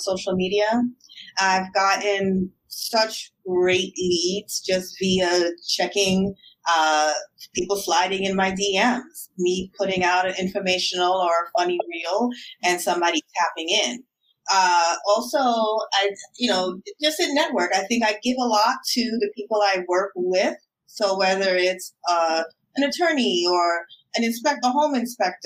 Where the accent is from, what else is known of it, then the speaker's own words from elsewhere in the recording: New York City, New York, United States; I'm a New Yorker through and through